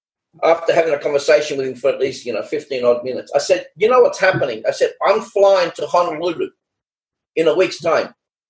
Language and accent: English; Australia; You know, I'm from Australia.